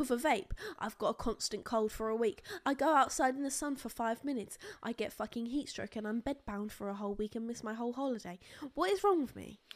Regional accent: United Kingdom; we're boring British people

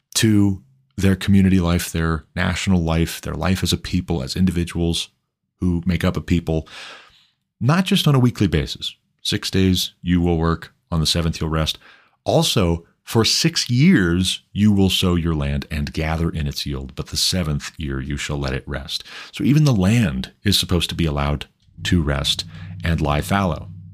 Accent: Montana, United States; Montana, my home state

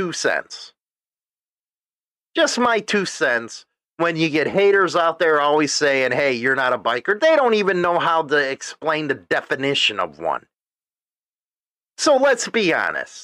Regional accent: United States; I was born in the United States

